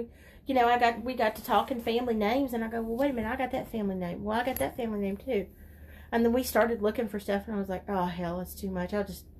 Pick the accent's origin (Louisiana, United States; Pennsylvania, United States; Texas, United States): Louisiana, United States; Keachi; I grew up in Keachia United Methodist Church.